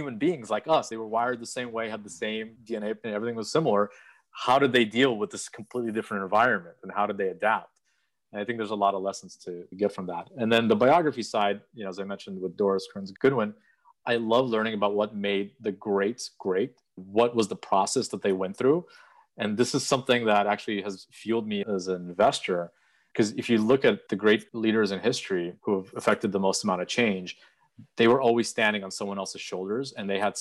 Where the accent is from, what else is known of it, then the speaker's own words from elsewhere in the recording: Odesa, Odesa Oblast, Ukraine; moved away; I was born in Odessa, which is on the Black Sea coast. Beautiful city. I'm very proud to be from there